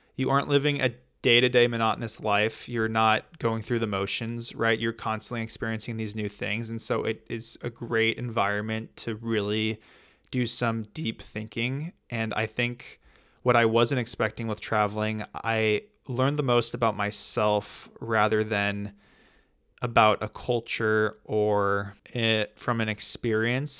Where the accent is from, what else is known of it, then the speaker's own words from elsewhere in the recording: United States; being from the U S